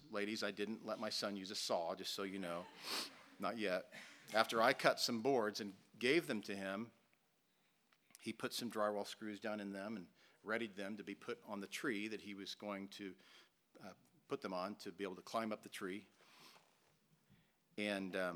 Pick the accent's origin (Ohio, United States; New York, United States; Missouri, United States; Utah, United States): Missouri, United States; Joplin; We were in Joplin, Missouri, my hometown